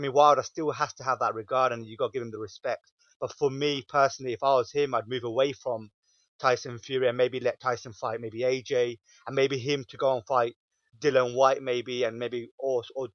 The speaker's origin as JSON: {"language": "English", "country": "United Kingdom", "said": "us being British fans"}